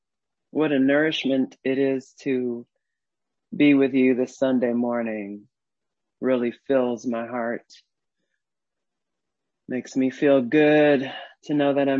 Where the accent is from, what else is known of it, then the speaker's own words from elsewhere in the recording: Detroit, Michigan, United States; I was born in Detroit and raised on the West Side.